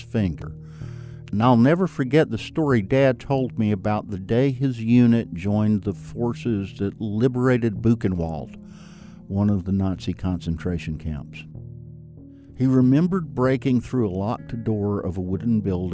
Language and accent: English; the South, United States; I feel quite comfortable in my own very Southern skin